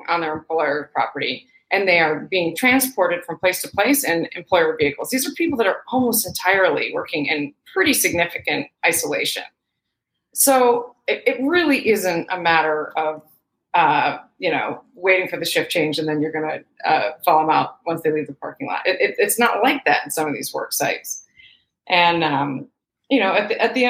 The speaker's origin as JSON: {"language": "English", "region": "Michigan", "country": "United States", "tie": "born or raised there", "also_born_or_lived": "Pacific Northwest", "moved": "yes", "lives_now": "California, United States", "said": "I grew up in Michigan."}